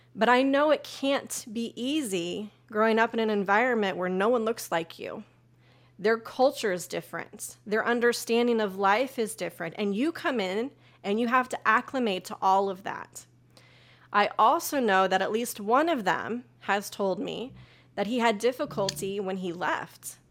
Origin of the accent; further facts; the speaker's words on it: Topeka, Kansas, United States; my hometown of Topeka, Kansas